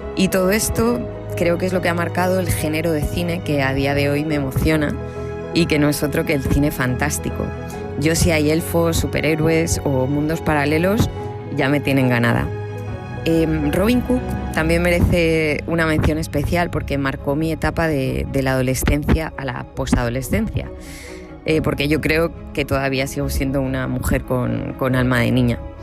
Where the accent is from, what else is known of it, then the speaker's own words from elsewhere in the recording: Castilla-La Mancha, Spain; mi pueblo, junto a mi padre, en un lugar de La Mancha de cuyo nombre no quiero acordarme